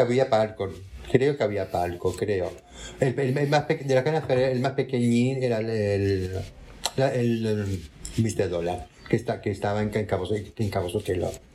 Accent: Tangier, Tanger-Tetouan-Al Hoceima, Morocco; moved away; also born or lived in Málaga, Spain / Barcelona, Spain / Madrid, Spain; soy nacida en Tánger, como Viviana Fernández

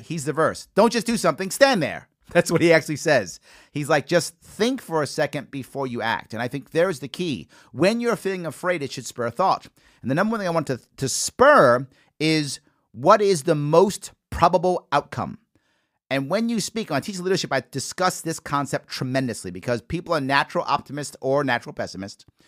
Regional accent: New York City, New York, United States; I'm a Yankee fan, born and raised in the Bronx

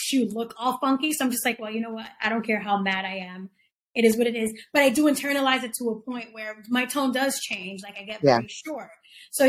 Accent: New York City, New York, United States; growing up in the Bronx with mom and dad

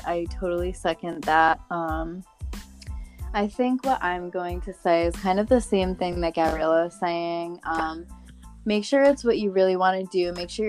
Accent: Connecticut, United States; I'm from Connecticut

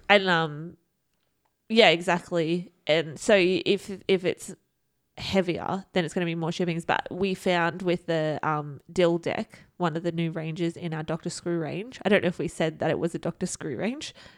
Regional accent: Australia; we are from Australia

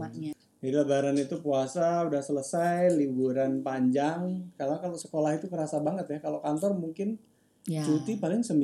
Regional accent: Semarang, Central Java, Indonesia; Saya sebagai orang Semarang jarang banget ngajak keluarga ke Semarang.

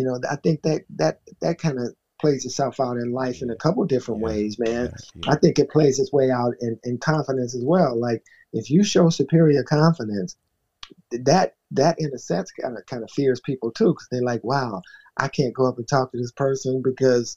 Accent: the South, United States; I'm from the South

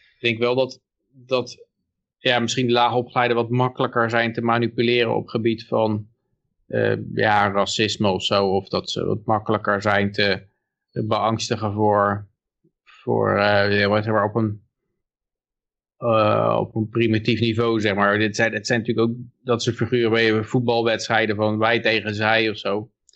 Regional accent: Pijnacker, South Holland, Netherlands; Ik ben geboren in Pijnakker

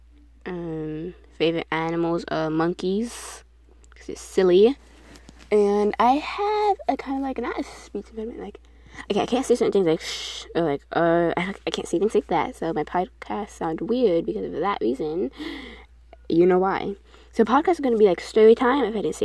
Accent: New York City, New York, United States; I was born in New York, Queens

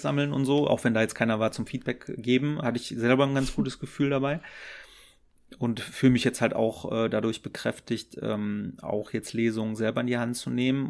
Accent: Düren, North Rhine-Westphalia, Germany; ich komme aus, aus Düren

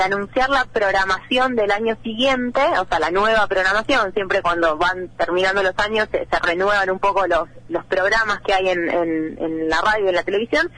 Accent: Buenos Aires Province, Argentina; soy del conurbano bonaerense, ¿no? No soy porteña

